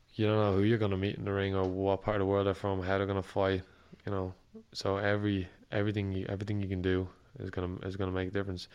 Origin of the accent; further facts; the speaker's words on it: Ireland; As an Irish fighter